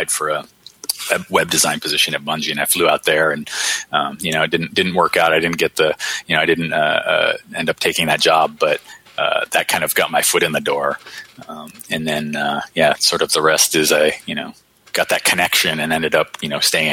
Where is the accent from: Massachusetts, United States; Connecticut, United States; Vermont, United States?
Vermont, United States; moved away; I was a kid from Vermont